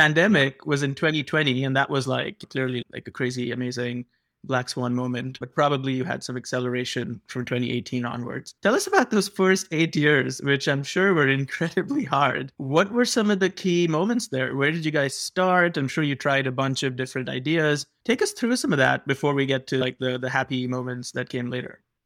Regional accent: India; now in United States; I grew up in India

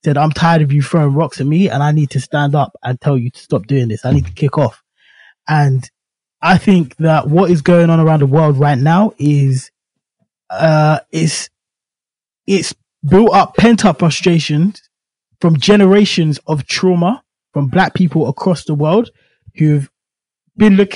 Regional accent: United Kingdom; born or raised there

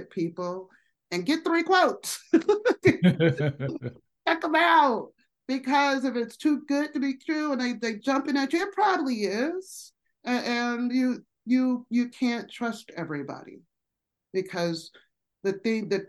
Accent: Colorado, United States; also born or lived in Las Vegas, Nevada; I'm from Colorado.

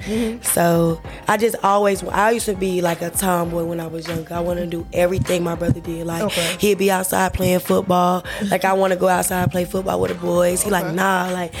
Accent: Albemarle, North Carolina, United States; also born or lived in Charlotte, North Carolina; well, I grew up in Albemarle, North Carolina.

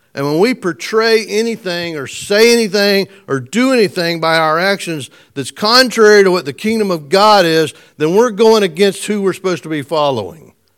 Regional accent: United States; I was born in America

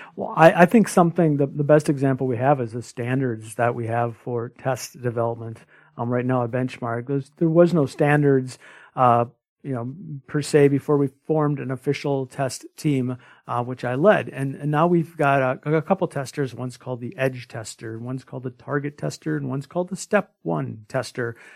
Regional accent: small rural town near Winona, Minnesota, United States; a homebody from a small rural town. uh, less than a thousand people

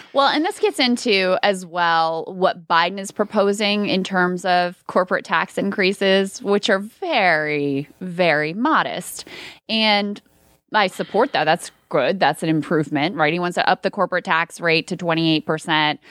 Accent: King George, Virginia, United States; I live in the town that I grew up in, i, King George, where I grew up, high school, all that stuff

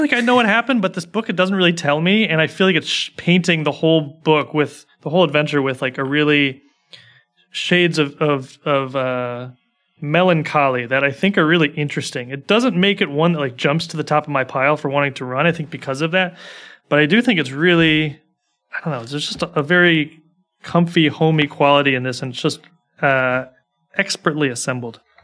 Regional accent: United States; I'm an American

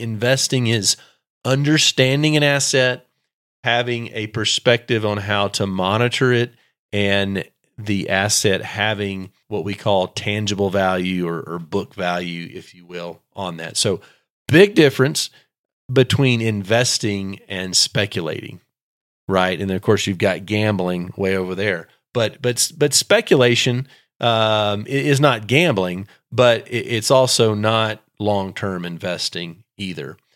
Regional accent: Texas, United States; I'm from Texas

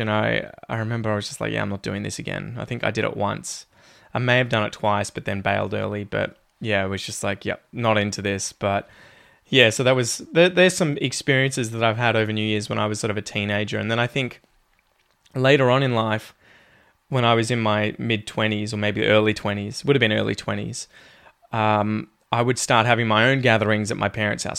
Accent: Ocean Grove, Victoria, Australia; I was growing up in Ocean Grove

